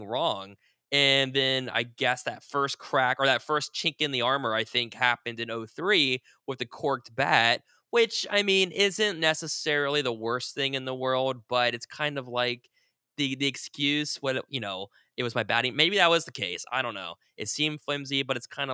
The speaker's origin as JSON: {"language": "English", "town": "Columbus", "region": "Ohio", "country": "United States", "tie": "born or raised there", "moved": "yes", "lives_now": "Virginia, United States", "said": "I live in Virginia, but I was growing up in Columbus, Ohio"}